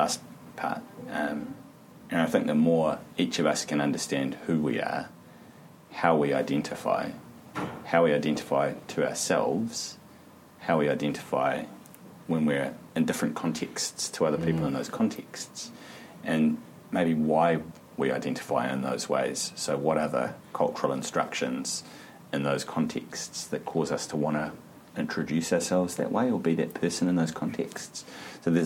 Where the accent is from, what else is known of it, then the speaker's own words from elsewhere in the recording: New Zealand; I've been here for long enough that I really strongly identify as a New Zealander